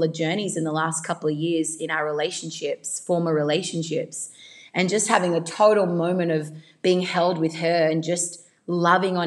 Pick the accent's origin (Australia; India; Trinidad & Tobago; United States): Australia; accent: Australian; I am Australian